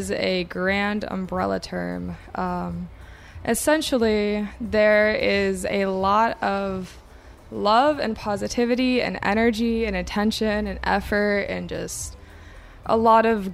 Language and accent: English; Des Moines, Iowa, United States; I am from Des Moines, Iowa